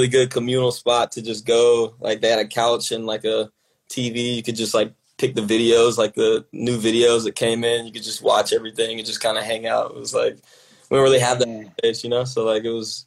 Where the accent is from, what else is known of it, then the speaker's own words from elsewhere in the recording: Atlanta, Georgia, United States; growing up in Atlanta